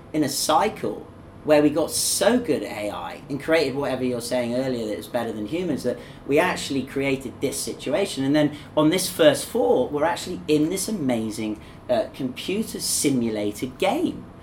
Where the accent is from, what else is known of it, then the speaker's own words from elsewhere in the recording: England, United Kingdom; now in Zhuhai, China; two English people talking to each other. And you know, my accent's a bit different to yours